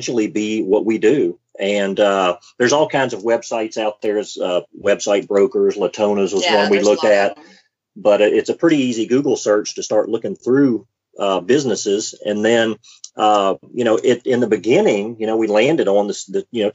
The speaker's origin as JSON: {"language": "English", "town": "Mobile", "region": "Alabama", "country": "United States", "moved": "yes", "said": "we're from Mobile, Alabama"}